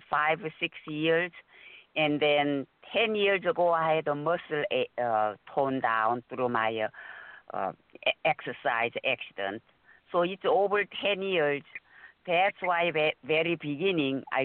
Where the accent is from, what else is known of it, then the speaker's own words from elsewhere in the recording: Seoul, South Korea; moved away; I'm from Seoul, South Korea